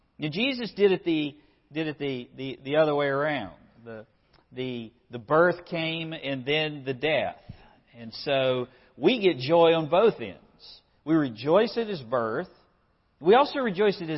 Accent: United States; as an American

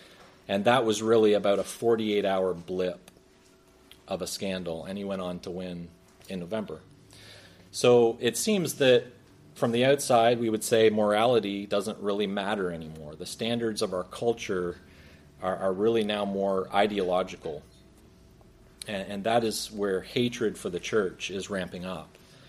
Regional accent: United States; I'm American. Is my accent may lead you to believe something else, but I'm as American as an apple pie.

